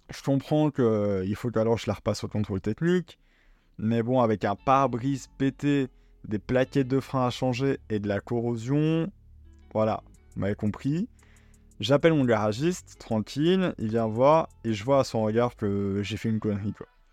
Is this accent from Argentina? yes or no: no; Belgium; je suis belge